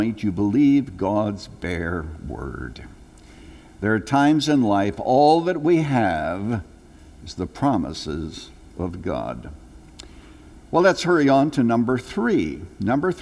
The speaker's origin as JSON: {"language": "English", "country": "Canada", "tie": "born or raised there", "moved": "yes", "said": "When I was a little boy growing up in Canada"}